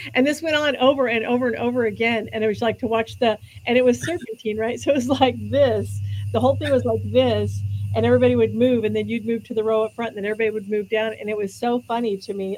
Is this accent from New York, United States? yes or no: no; California, United States; I grew up in California also